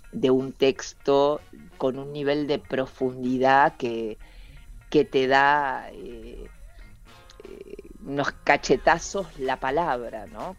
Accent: Rosario, Santa Fe, Argentina; now in Buenos Aires, Argentina; yo resido en Buenos Aires, soy rosarina, pero, pero vivo, vivo en Capital

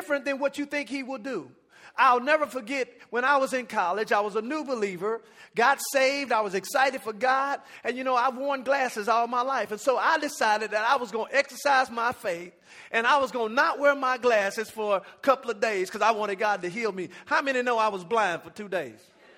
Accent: Dallas, Texas, United States; now in Arlington, United States; I'm from the Dallas area

